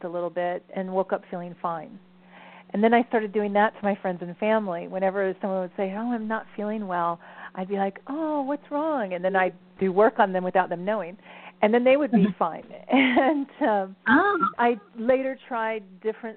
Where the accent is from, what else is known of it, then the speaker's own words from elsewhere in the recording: the South, United States; also born or lived in Ohio; I was raised in the South